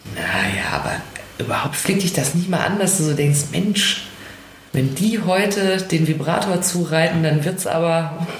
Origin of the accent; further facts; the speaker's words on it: United States; uns Amerikanern